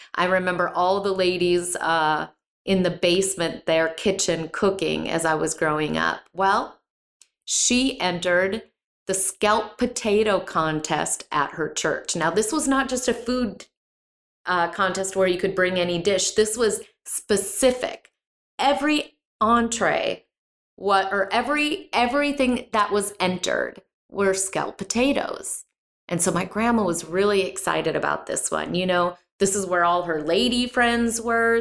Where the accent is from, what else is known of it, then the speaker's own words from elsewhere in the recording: Midwest, United States; now in Texas, United States; I grew up in the Midwest